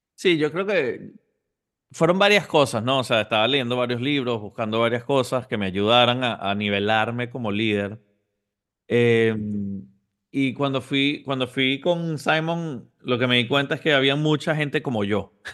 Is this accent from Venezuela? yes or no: yes; Venezuela; moved away as an adult; also born or lived in Houston, Texas; now in Miami, United States; originalmente nací en Houston, Texas, pero, pero a una temprana edad mis papás estaban estudiando en Estados Unidos y, me mudé a Venezuela a los seis años. Desde los seis hasta los 24 estuve en Venezuela